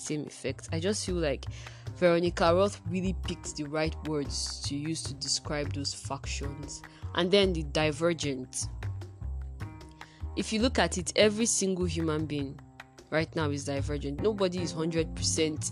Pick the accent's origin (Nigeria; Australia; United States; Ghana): Nigeria; Being an African that lives in Africa, being a Nigerian that lives in Nigeria, having never left the country